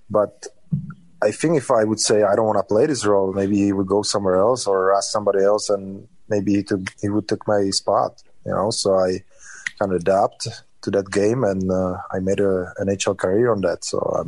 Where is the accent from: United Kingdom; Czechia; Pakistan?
Czechia; Definitely my hometown, or the town I'm living in right now.